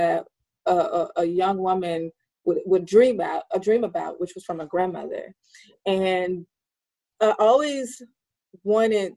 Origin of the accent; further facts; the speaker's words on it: Alabama, United States; in Alabama, there, you know, there where I lived, it wasn't a lot there